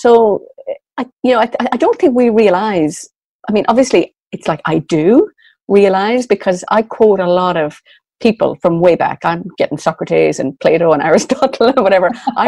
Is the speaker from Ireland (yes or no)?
yes; Sligo, Connacht, Ireland; I explained that I was from Sligo, the northwest of Ireland, he said he was familiar with it